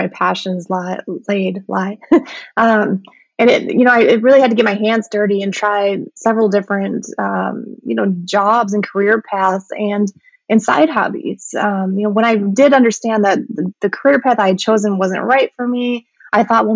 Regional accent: Midwest, United States; I grew up in the Midwest

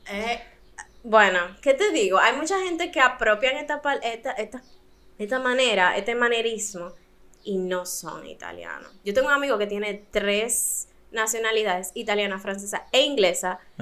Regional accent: Dominican Republic; also born or lived in United States; me siento demasiado dominicana

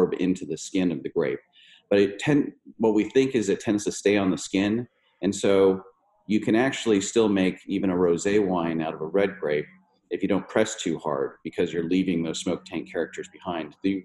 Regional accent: Napa Valley, California, United States; growing up in the Napa Valley in the 70s and the 80s

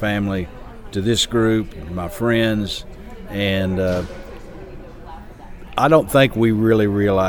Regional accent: Springfield, Missouri, United States; I'm from Springfield, Missouri.

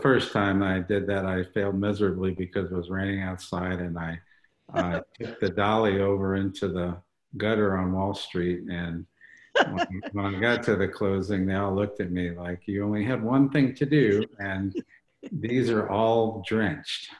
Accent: St. Louis, Missouri, United States; moved away; my hometown of St. Louis

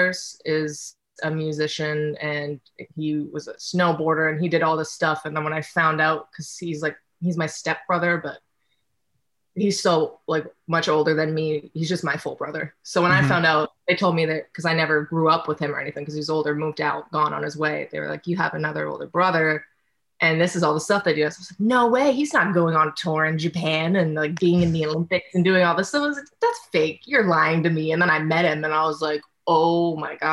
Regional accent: Halifax, Nova Scotia, Canada; now in Los Angeles, United States; I was born and raised in Nova Scotia, which is like a small province on the east coast of Canada. Nobody really knows what it is, but that's where I was born and raised, in Halifax

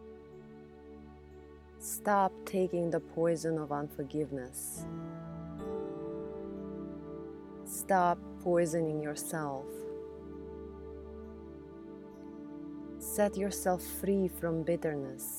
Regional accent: Russia; moved away as an adult; now in United States; I grew up in Russia abused by the very people who were supposed to love me.

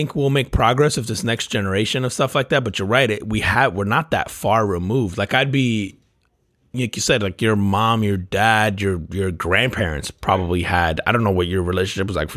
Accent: New Jersey, United States; now in Florida, United States; I grew up in Jersey

